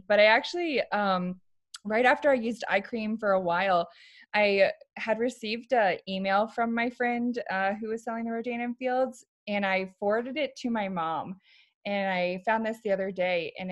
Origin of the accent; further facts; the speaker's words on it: Virginia, United States; moved away as an adult; now in Arizona, United States; I was born and raised in Virginia